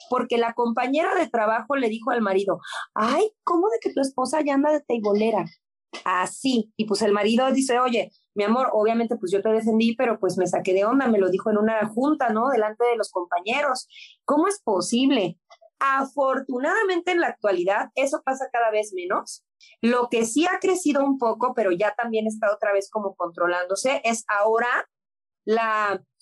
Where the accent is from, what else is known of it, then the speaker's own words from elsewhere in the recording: Mexico; güey, somos latinos, somos mexicanos, en la vida … me voy a ver como la rusa